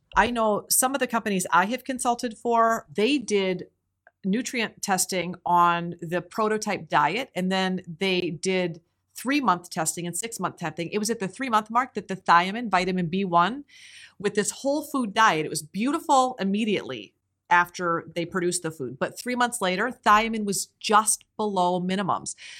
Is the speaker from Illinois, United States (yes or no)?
no; Iowa, United States; growing up in Iowa, which I did